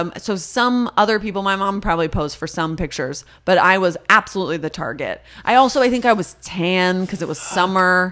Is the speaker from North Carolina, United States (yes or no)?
no; the Valley, California, United States; I'm from the Valley. If that means anything, I was around a lot of other Jewish people